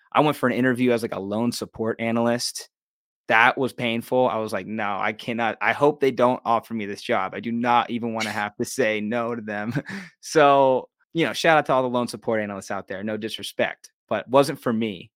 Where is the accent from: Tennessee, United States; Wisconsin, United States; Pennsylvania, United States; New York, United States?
Pennsylvania, United States; Pittsburgh; moved away as an adult; also born or lived in Los Angeles; I just love Pittsburgh. This is my hometown.